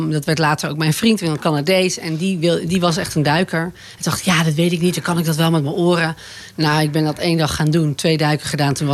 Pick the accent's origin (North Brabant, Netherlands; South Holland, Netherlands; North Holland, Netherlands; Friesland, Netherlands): South Holland, Netherlands; Boskoop; born there; also born or lived in Overijssel / Utrecht / Zeeuws-Vlaanderen; In Boskoop, oké. ja, Bij Gouda in de buurt. En daarna zijn we verhuisd naar Overijssel. Toen in de buurt van Utrecht. En daarna op mijn tiende naar Zeeuws-Vlaanderen.